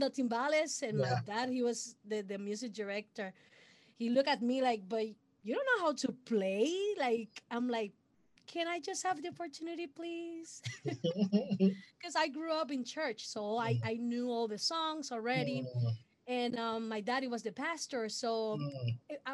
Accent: Puerto Rico; first language Spanish; English is a second language; I'm original from Puerto Rico. So my first language is Spanish. I'm born in a musical family

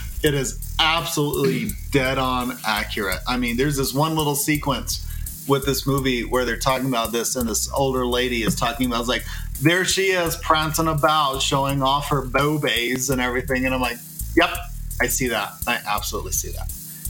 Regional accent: Texas, United States; moved away; Well, I'm a Texan that happens to live elsewhere.

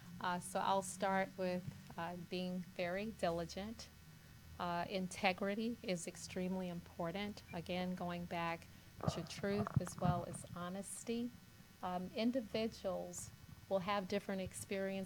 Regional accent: Kingstree, South Carolina, United States; I grew up in the South, originally from South Carolina, and my dad was actually involved in bringing Martin Luther King to my very small city of Kingstree, South Carolina.

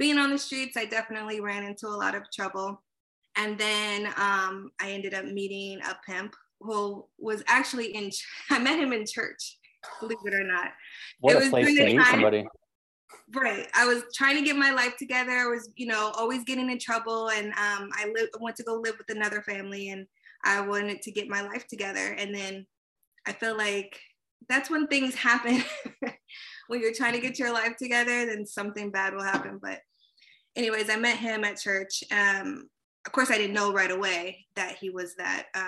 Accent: East Coast, United States; moved away as an adult; also born or lived in California; now in Los Angeles, United States; I was born in California, then I was raised on the East Coast, so I always consider myself half and half

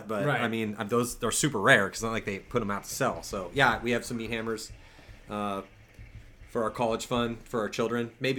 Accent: England, United Kingdom; I'm English. I can pronounce all the English names.

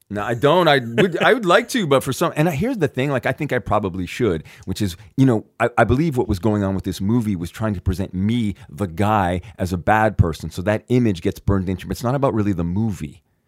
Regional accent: Canada; I'm from Canada

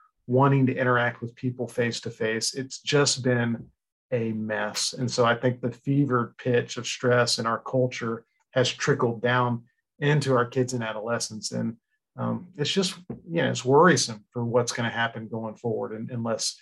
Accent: Florida, United States; also born or lived in Chicago; I am a Florida boy. I've been born and raised in Florida, lived here my whole life

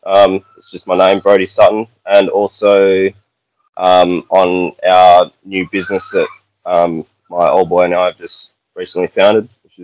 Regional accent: Exmouth, Western Australia, Australia; also born or lived in Bunbury, Western Australia; I wasn't born here, but definitely grew up here. Yeah, I've been here for about 20 years now.

